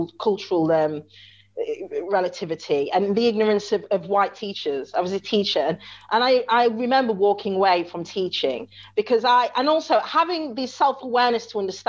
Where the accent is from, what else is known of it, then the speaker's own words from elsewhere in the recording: Chesterfield, East Midlands, United Kingdom; I'm only from Chesterfield in Derbyshire.